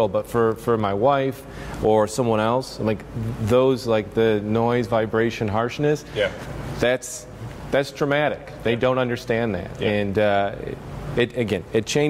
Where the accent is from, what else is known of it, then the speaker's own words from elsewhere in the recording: Union, Illinois, United States; my hometown of Union, Illinois